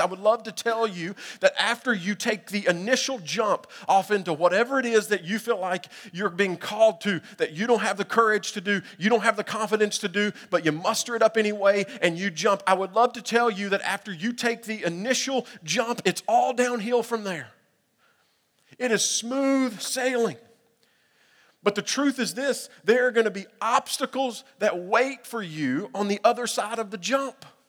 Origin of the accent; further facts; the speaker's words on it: Middle Tennessee, United States; growing up in Middle Tennessee